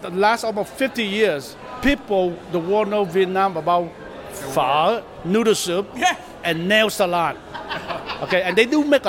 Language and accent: English; San Diego, California, United States; San Diego, my hometown